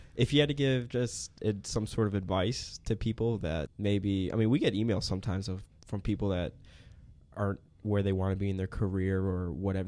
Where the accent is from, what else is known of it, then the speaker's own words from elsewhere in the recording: Chicago, Illinois, United States; moved away as an adult; now in Dallas, United States; I grew up in Chicago